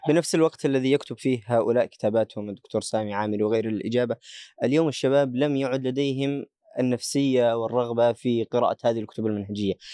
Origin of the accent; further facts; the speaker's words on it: Yemen; عندنا في اليمن